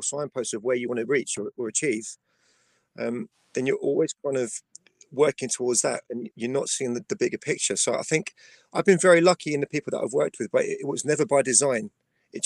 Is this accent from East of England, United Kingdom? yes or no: no; Wallington, London, United Kingdom; I was still very much based in my hometown at that point. I was based in Wallington.